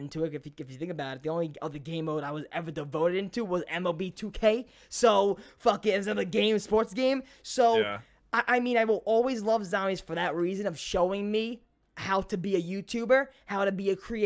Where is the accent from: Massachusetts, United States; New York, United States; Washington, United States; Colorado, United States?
New York, United States; New York City; I was a kid from Brooklyn. Still, I'm from Brooklyn, but I'm a kid from Brooklyn